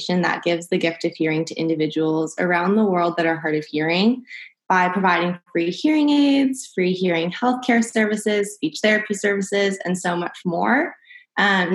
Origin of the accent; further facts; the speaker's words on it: Huntington Beach, California, United States; I'm from Huntington Beach, California